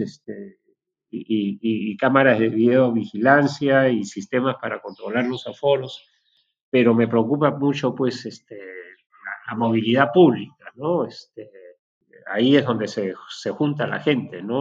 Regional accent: Peru; nuestro país

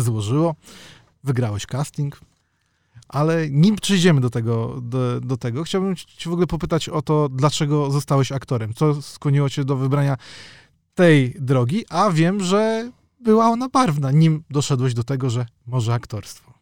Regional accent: Warsaw, Masovian Voivodeship, Poland; Ja jestem z Warszawy

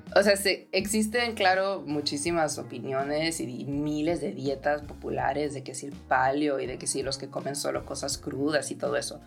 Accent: Ensenada, Baja California, Mexico; moved away as an adult; also born or lived in Europe; crecí en Ensenada

